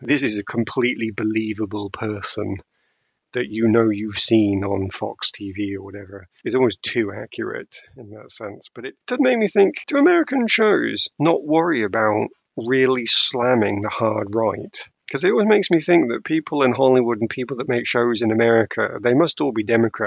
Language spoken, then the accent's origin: English; United Kingdom; As a British person